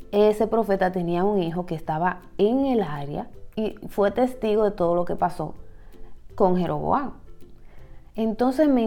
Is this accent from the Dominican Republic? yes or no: yes; Dominican Republic; puede tener cierto tigueraje, como decimos en mi país, cierta astucia en la forma como maneja la información.